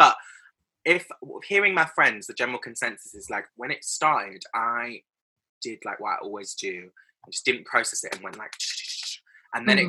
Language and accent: English; Bristol, South West England, United Kingdom; moved away as an adult; also born or lived in London; I grew up in Bristol